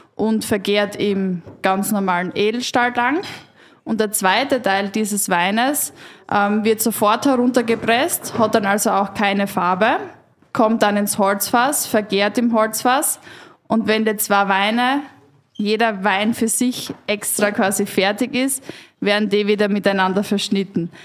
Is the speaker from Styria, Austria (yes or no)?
yes; West Styria, Austria; ich komme aus der Weststeiermark